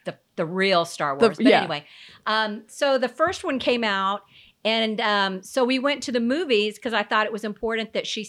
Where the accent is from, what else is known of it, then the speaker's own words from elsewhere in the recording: Florida, United States; And Bridget, and you know, because we're from Florida, everybody thinks we're crazy, so.